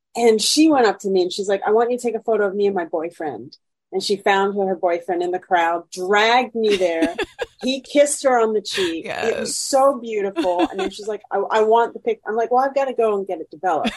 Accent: Vermont, United States; also born or lived in Montreal; now in Chicago, United States; I grew up in Vermont, which is very white, not very diverse.

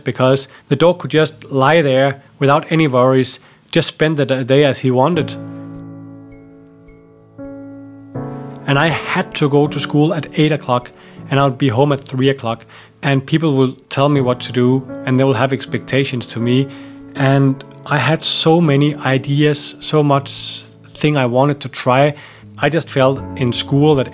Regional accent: Denmark; I grew up in Denmark in the countryside on a small farm with my mom and dad.

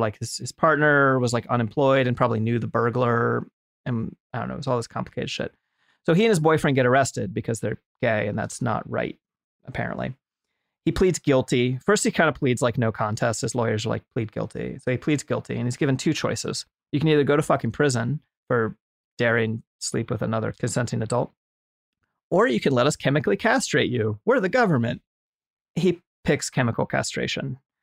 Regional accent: United States; just as a white American of Irish descent

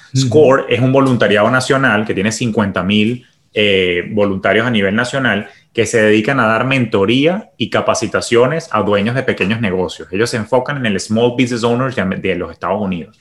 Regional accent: Venezuela; moved away as an adult; also born or lived in Caracas, Venezuela / New York, United States; now in Miami, United States; siendo Venezuela mi país de origen, pues yo llegué aquí sin conocer a nadie

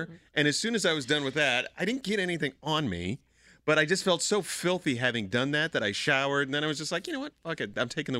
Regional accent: Erie, Pennsylvania, United States; growing up in Erie, I remember listening to some Canadian radio stations.

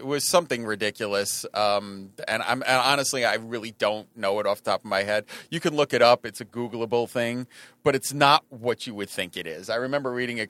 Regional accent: Long Island, New York, United States; now in New York City, United States; Long Island. Yeah, I grew up on Long Island.

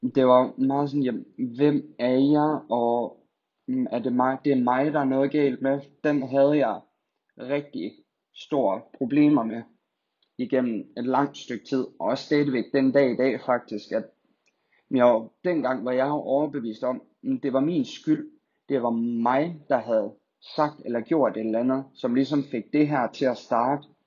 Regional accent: Skive, Central Denmark Region, Denmark; also born or lived in Silkeborg / Funen; jeg er født og opvokset her i Skive

